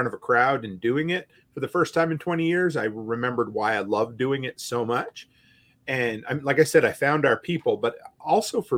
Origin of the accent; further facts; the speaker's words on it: Canada; moved away; I'm still Canadian